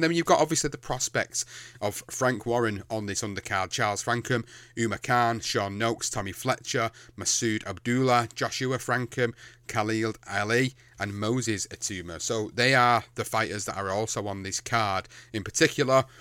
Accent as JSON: {"language": "English", "country": "United Kingdom", "said": "as a British fan, as a British fighter fan"}